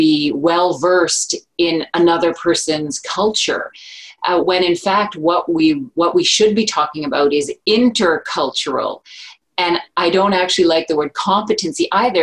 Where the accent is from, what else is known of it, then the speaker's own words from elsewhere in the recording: Chapleau, Ontario, Canada; now in Ottawa, Canada; I'm from the Chapleau Cree First Nation in Treaty 9 territory in northeastern Ontario